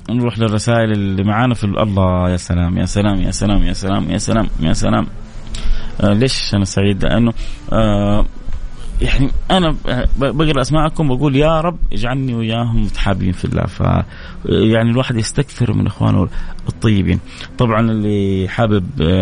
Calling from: Damad, Jazan Province, Saudi Arabia; ومن جازان من ضمد

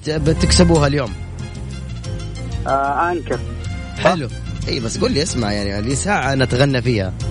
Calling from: Taif, Makkah Province, Saudi Arabia; من الطائف

